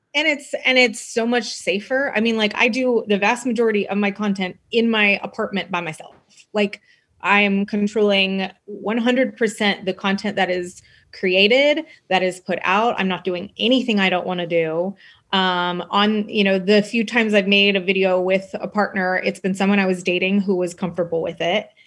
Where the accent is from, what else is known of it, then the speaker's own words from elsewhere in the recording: Texas, United States; I grew up in Texas, I grew up in the South